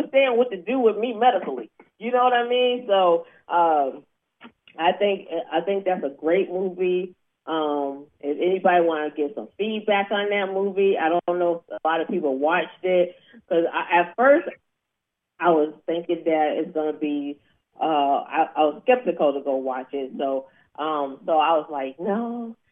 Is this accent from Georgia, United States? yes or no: yes; Atlanta, Georgia, United States; I'm from Atlanta, Georgia